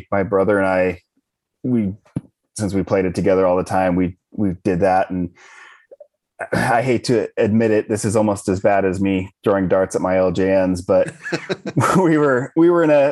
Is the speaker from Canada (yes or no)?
no; Spokane, Washington, United States; I grew up in Spokane, Washington, which is on the opposite side of the state from Seattle